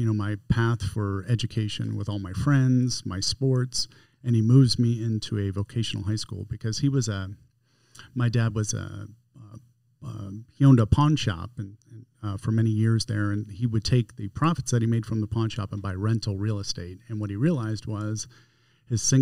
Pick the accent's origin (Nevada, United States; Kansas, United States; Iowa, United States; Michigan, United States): Nevada, United States; Las Vegas; I grew up in Las Vegas from the age of 8.